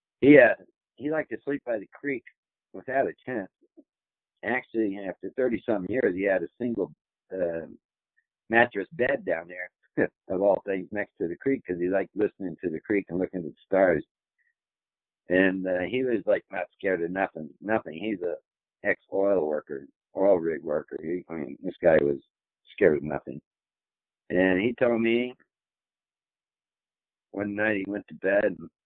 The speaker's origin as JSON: {"language": "English", "region": "Tennessee", "country": "United States", "said": "I'm from Tennessee."}